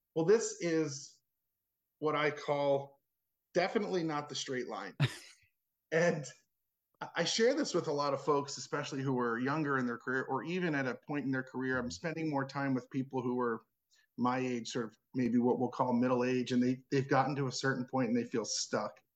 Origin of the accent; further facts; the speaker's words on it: Cherry Hill, New Jersey, United States; moved away; also born or lived in Washington, D.C. / Baltimore; I grew up in Cherry Hill, New Jersey, which is sure. the suburbs of Philly